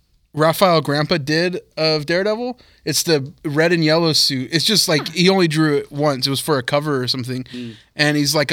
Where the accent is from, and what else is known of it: Manteca, California, United States; born or raised there